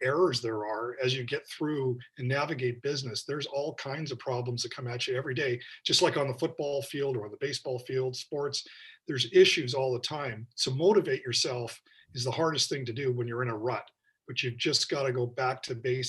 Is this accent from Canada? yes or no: yes; Victoria, British Columbia, Canada; Growing up in Victoria was great